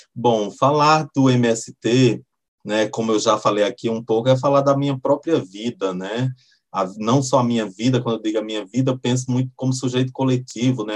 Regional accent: Pernambuco, Brazil; now in Brasília, Brazil; moro em Brasília, mas eu sou nordestino, sou, sou lá de Pernambuco

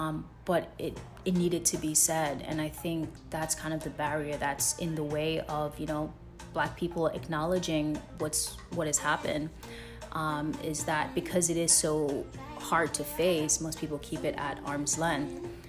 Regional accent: Jamaica; moved away; when I came here from Jamaica, it was a really hard process in kind of being thrown into a history and a culture that I didn't know much about

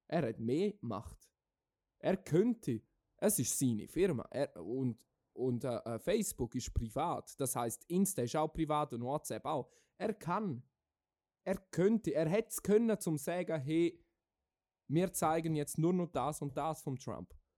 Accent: Switzerland; wir in der Schweiz

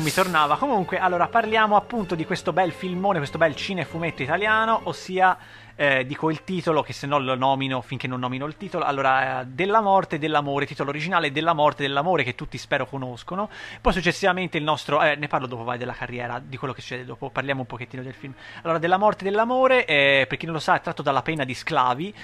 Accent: Italy; noi italiani

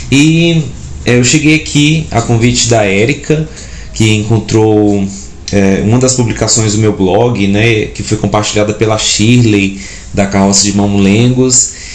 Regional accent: Parnaíba, Piauí, Brazil; moved away as an adult; now in Goiás, Brazil; eu sou nascido e educado em Parnaíba, no Piauí

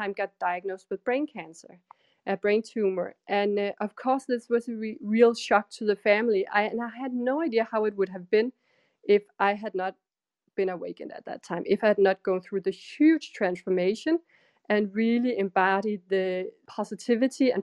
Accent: Denmark; I'm from Denmark

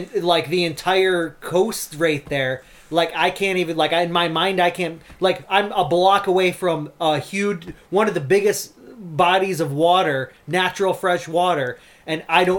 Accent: Bay City, Michigan, United States; also born or lived in West Virginia; I grew up here my entire life

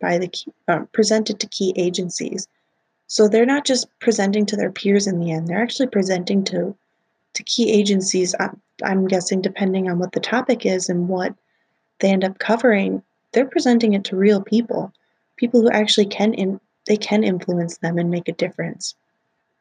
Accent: Wisconsin, United States; I'm from Wisconsin

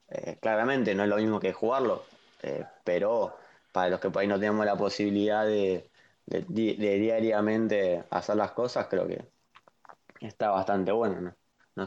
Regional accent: Argentina; soy argentino

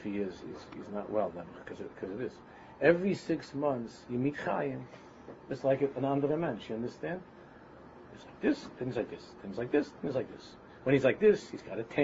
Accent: New York City, New York, United States; my old neighborhood that I grew up in Queens

